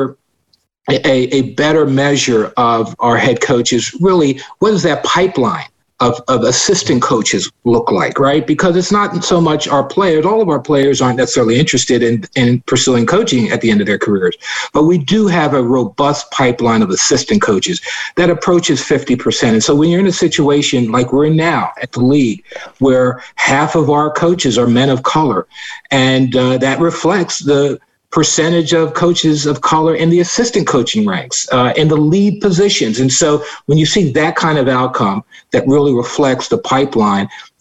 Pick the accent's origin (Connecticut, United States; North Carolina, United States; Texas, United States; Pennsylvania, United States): Pennsylvania, United States; Philadelphia; I grew up in West Philadelphia